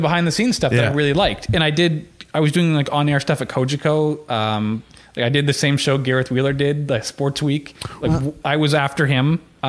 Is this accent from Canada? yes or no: yes; Oakville, Ontario, Canada; also born or lived in Vancouver, British Columbia / Victoria, British Columbia / Toronto; So I was born in Vancouver, only lived there for a year from the ages of 0 to 1, and then moved to, so I don't really remember much. Then I moved to Victoria, went to like kindergarten, grade 1, and then moved to Oakville in before grade 2.